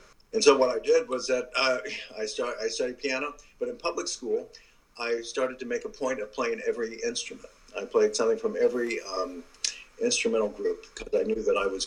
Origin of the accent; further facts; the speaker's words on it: California, United States; I'd grown up basically here in California